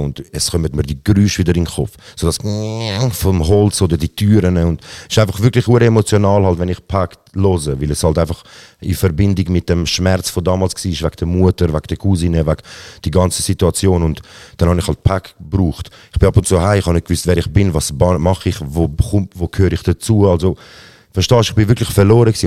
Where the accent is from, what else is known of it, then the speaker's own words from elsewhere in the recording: Zurich, Switzerland; Aber ich bin in Zürich geboren, äh, aufgewachsen auch